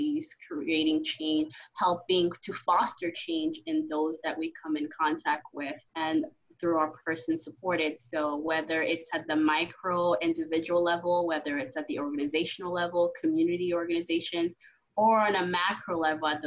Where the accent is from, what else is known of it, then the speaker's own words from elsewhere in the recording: Haiti; also born or lived in New York; now in United States; I was born and raised in Haiti, and I've been in the States for 19 years now